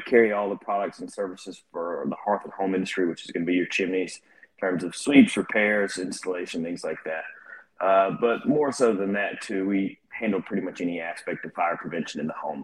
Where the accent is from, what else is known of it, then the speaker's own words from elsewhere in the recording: Northport, Alabama, United States; moved away as an adult; also born or lived in Georgia; I grew up here in Northport in Tuscaloosa, uh, and I left shortly after graduating high school